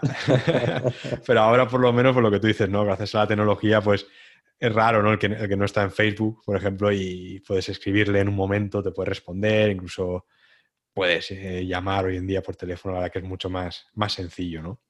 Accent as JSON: {"language": "Spanish", "town": "Santa Pola", "region": "Valencian Community", "country": "Spain", "said": "de donde soy, de Santa Pola"}